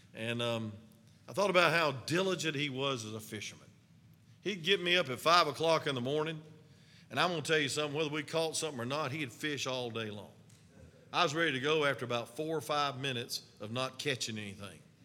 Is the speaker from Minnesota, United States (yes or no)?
no; North Georgia, United States; accent: hillbilly; some of us, hillbillies from the mountains of North Georgia. So they were making fun of my accent in Alaska